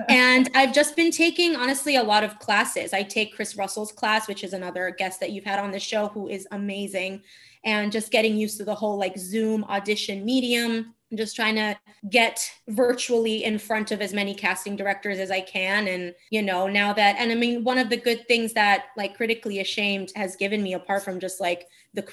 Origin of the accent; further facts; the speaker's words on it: Turin, Piedmont, Italy; English is a second language; moved away as an adult; also born or lived in Marche / Abruzzo; now in New York, United States; I grew up in Turin in the north, but my parents are from Marche and Abruzzo.